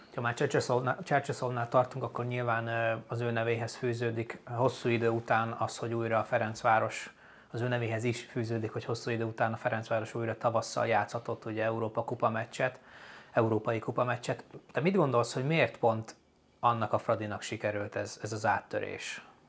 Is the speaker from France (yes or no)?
no; Upper Hungary, Felvidék, Slovakia; felvidéki magyarként